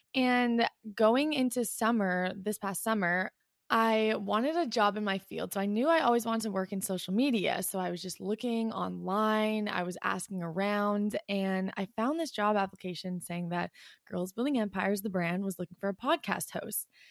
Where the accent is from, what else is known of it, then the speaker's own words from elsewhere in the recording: Canada; also born or lived in Ottawa; I'm from Canada, I live in Ottawa